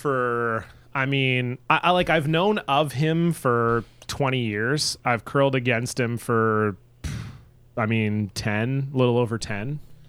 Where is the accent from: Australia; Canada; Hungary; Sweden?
Canada; also born or lived in Vancouver area, British Columbia / Toronto, Ontario; I grew up outside of Vancouver, but always within like the, and I grew up in Toronto as well. So I was, but I was always within an hour of the major cities.